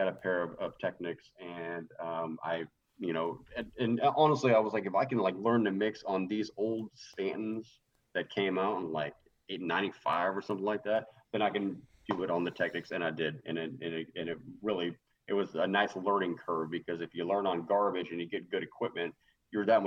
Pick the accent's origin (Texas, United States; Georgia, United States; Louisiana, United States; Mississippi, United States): Texas, United States; I'm Texan